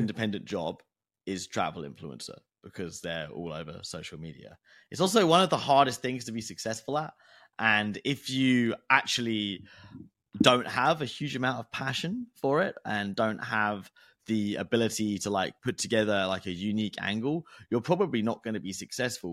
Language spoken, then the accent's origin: English; United Kingdom; I'm British